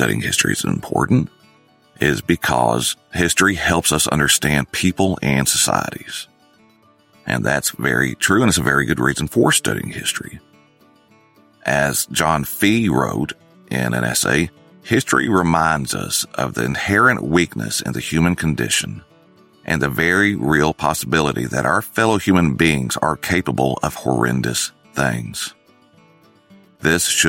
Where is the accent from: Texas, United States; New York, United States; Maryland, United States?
Texas, United States; North; growing up in North Texas, in a rural area